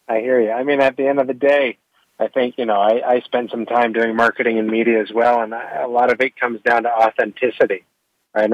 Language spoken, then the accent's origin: English; Davis, California, United States; moved away as an adult; also born or lived in England / Ireland / Dubai / Australia; now in Kentucky, United States; My background is I'm from Northern California, Davis. My dad was the director of the UC Davis Festival